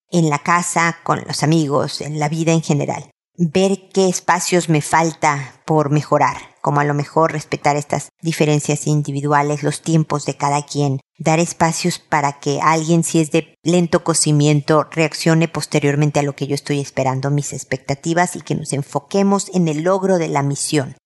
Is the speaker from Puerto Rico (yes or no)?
no; Mexico; como dicen en mi tierra, México